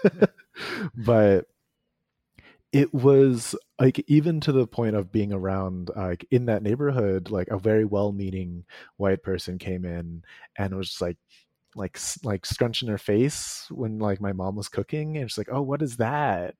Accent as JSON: {"language": "English", "region": "East Coast of the United States", "country": "United States", "tie": "born or raised there", "said": "I was raised on the East Coast of the United States"}